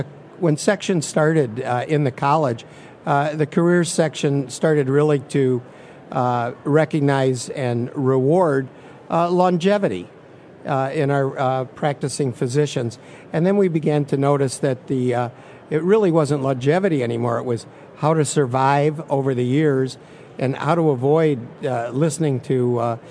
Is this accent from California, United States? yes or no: no; Michigan, United States; moved away as an adult; now in Tennessee, United States; I'm originally from Michigan, went to medical school and graduate school, combined academic programs in Michigan